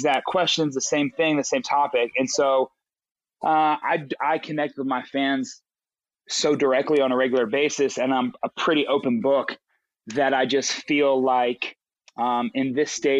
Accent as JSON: {"language": "English", "town": "Charleston", "region": "West Virginia", "country": "United States", "tie": "born or raised there", "also_born_or_lived": "New York / Los Angeles, California", "moved": "as an adult", "said": "I'm from Charleston, West Virginia. And so I grew up there."}